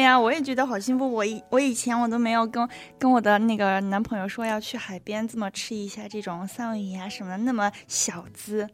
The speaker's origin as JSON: {"language": "Chinese", "region": "Sichuan", "country": "China", "accent": "Sichuan", "said": "我的四川口音又出来了"}